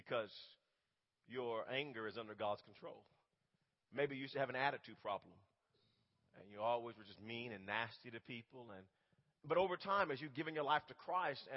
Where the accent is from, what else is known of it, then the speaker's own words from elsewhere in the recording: Wewoka, Oklahoma, United States; also born or lived in Holdenville; I'm a country boy at heart growing up in Wewoka